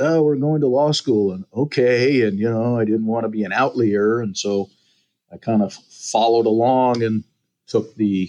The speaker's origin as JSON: {"language": "English", "town": "Fremont", "region": "California", "country": "United States", "tie": "born or raised there", "also_born_or_lived": "Muskegon, Michigan", "said": "I was raised here. It was by happenstance. I was born back there."}